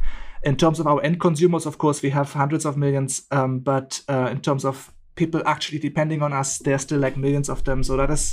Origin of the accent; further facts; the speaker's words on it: Germany; English is a second language; also born or lived in India; now in Bali, Indonesia; from Germany, but living in Bali in Indonesia. After spending the last 9 years almost in India, I've relocated here.